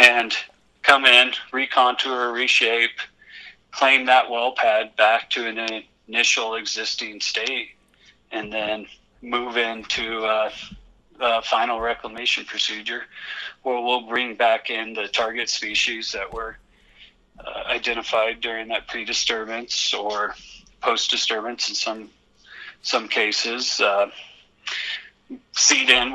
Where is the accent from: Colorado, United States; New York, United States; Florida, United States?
Colorado, United States; Western; I grew up with it in Western Colorado, you know, during the late 90s, early 2000s